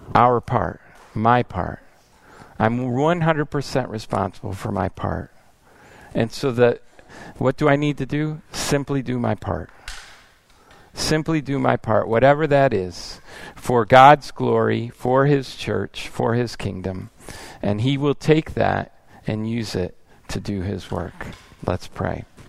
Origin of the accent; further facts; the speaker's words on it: United States; moved away as an adult; also born or lived in Italy; I came as an American and I learned Italian